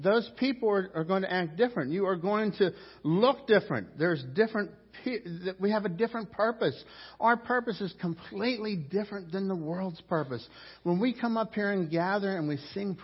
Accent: Pittsburgh, Pennsylvania, United States; coming from Pittsburgh

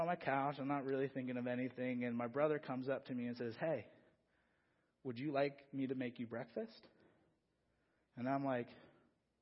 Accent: Philadelphia, Pennsylvania, United States; moved away; originally, I'm from Philadelphia.

